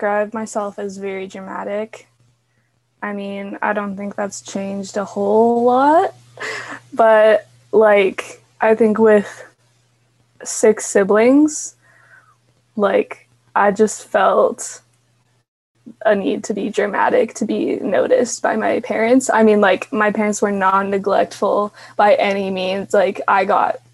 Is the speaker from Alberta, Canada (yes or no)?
yes; Calgary, Alberta, Canada; I am from Calgary, Alberta, Canada. So yes, that's where I'm from